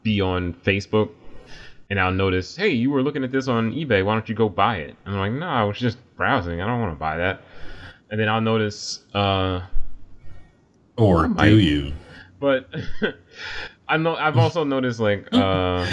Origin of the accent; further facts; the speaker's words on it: United States; as a American